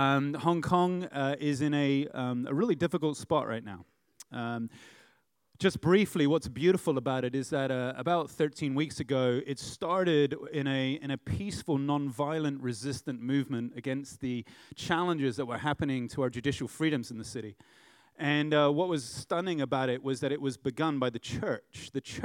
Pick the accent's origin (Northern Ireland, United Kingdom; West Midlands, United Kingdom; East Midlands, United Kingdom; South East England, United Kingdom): South East England, United Kingdom; Runnymede; born there; also born or lived in United States; I was born in Runnymede, Negham. And they said, well, that's just up the road. And I'm like, I'm home. I've never been there, but, you know, other than when I was born. I left here when I was 7 and lived in the U.S. for 4 years.